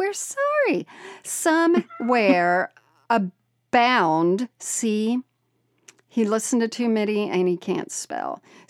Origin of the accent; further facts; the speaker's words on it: Indiana, United States; I grew up Catholic in Northeast Indiana and went to Catholic school for 12 years in the 60s and 70s.